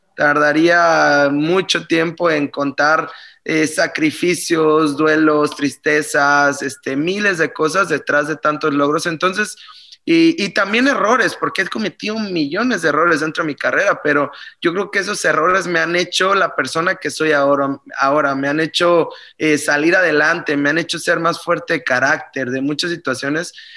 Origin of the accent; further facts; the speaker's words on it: Mexico; moved away as an adult; also born or lived in Germany; empecé a mis 23 años cuando salí de México